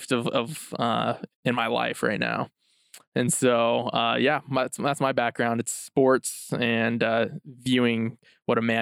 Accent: Idaho, United States; I'm uh, 26 years old. And my background, I'm actually from Idaho, born and raised, but I come from a Samoan descent. Uh, my father's full Samoan.

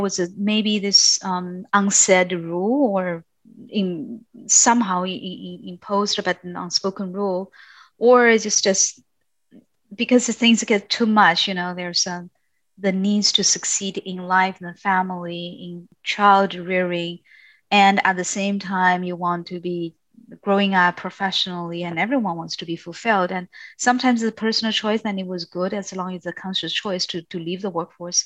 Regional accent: China; moved away as an adult; also born or lived in Europe; I was born and raised in China

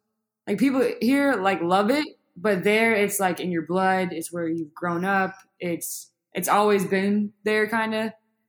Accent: Georgia, United States; moved away; I'm from Georgia.

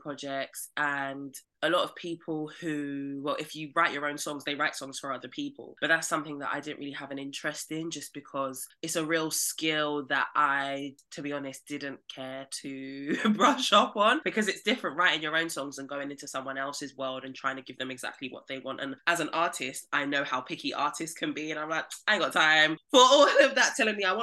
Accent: London, United Kingdom; I'm from Southeast London

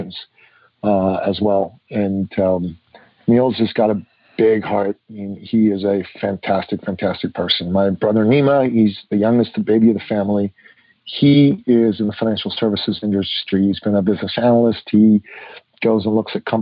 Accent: Iran; now in Canada; I grew up in Iran in the 60s and the 70s.

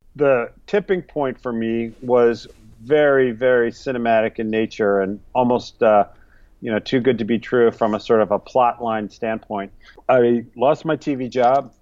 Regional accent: New England, United States; moved away as an adult; now in New York City, United States; I learned to make pickles with my family growing up in New England. We spent the summers in Vermont

